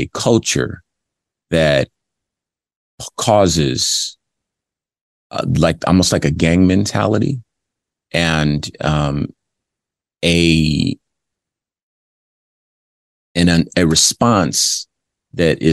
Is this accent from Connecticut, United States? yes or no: no; Compton, California, United States; I'm from Compton, California. And for those familiar with the LAPD in the 80s when I was growing up